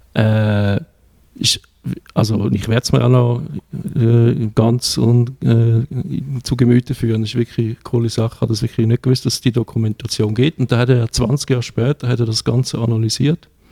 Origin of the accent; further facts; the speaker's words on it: Switzerland; wir sind Schweizer